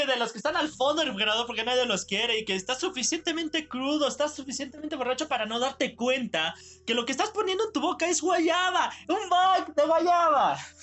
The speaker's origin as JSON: {"language": "Spanish", "country": "Mexico", "said": "nosotros, los verdaderos mexicanos"}